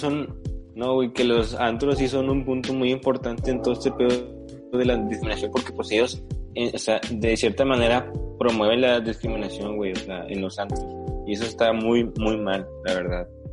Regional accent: Mexico; en México somos, o sea, que mayormente morenos

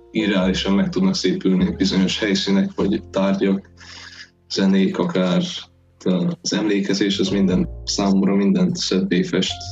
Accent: Hungary; nagyon szerencsé, hogy magyarok vagyunk, mert a magyar nyelvben a ráébredés is nagyon szépen tükrözi

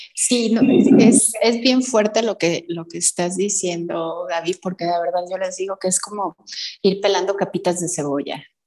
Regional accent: Mexico; Como latinoamericana, como en México

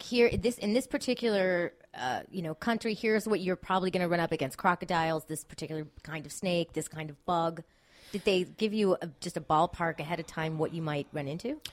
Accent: Miami, Florida, United States; I grew up in Miami

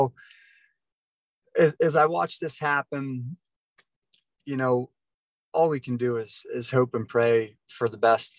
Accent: Yerkesville, Ohio, United States; now in Florida, United States; originally from a little town called Yerkesville, Ohio, just a small little town.

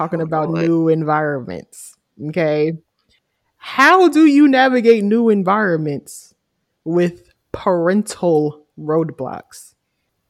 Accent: Charlotte, North Carolina, United States; moved away as an adult; I'm from Charlotte. I love the city of Charlotte. But because I'm from there and I spent my whole life there, from the age of 1 to like me graduating college

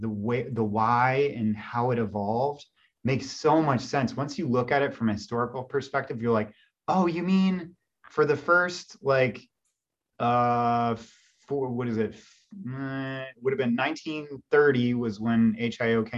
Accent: Indiana, United States; moved away as an adult; also born or lived in California; I was from Indiana

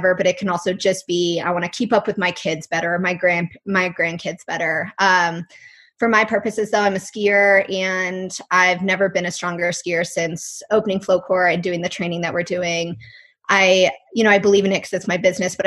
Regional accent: Colorado, United States; moved away; also born or lived in North Carolina; And then I grew up in Colorado, so no surprise, I grew up in the mountains skiing.

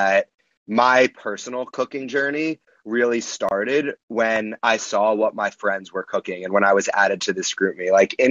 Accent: Mountainside, New Jersey, United States; moved away as an adult; now in New York City, United States; I'm from Mountainside. It's a really small town right next to Westfield, Summit, Scotch Plains

